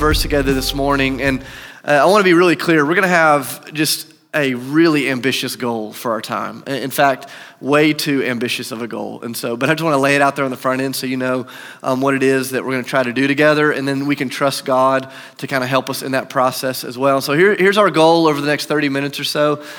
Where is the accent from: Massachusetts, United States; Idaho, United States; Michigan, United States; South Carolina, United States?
South Carolina, United States; Charleston; I grew up in Charleston, South Carolina. My parents still live there.